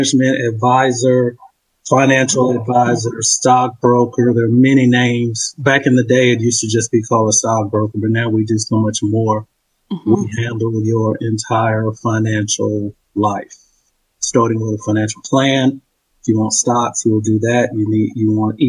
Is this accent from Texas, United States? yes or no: yes; Dallas, Texas, United States; also born or lived in Kansas City / Frisco, Texas; now in Houston, United States; I was born and raised in Dallas, in the Pinks